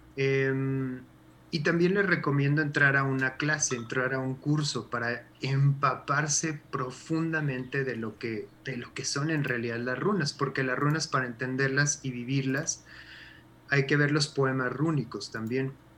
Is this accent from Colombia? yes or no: no; Mexico; como mexicanos